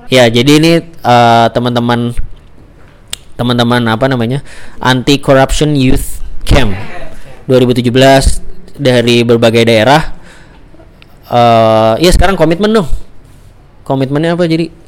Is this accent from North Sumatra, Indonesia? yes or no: no; Yogyakarta, Special Region of Yogyakarta, Indonesia; saya … dari Jogja, rencananya mau bikin podcast tentang jalan-jalan.